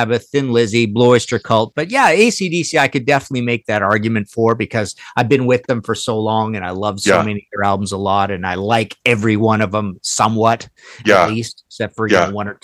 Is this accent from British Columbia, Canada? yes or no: yes; Trail, British Columbia, Canada; I'm from Trail, BC, so in the West